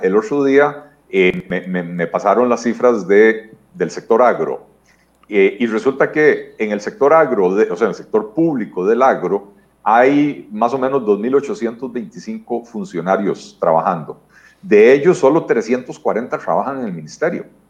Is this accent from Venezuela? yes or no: no; Costa Rica; nosotros como costarricenses